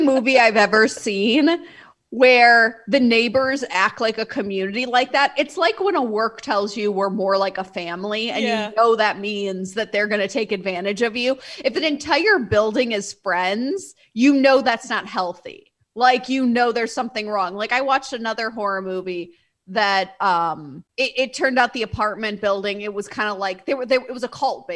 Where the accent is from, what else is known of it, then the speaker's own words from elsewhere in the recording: Midwest, United States; I'm from the Midwest, as you are. And being polite is how we're raised.